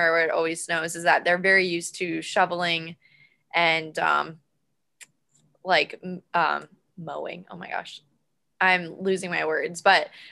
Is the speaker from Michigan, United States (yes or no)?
no; Peekskill, New York, United States; growing up in Peekskill, it's a smaller city